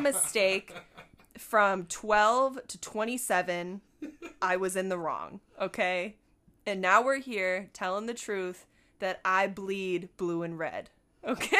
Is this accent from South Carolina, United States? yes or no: no; Buffalo, New York, United States; moved away; I went home. I'm from Buffalo. I was born in Buffalo.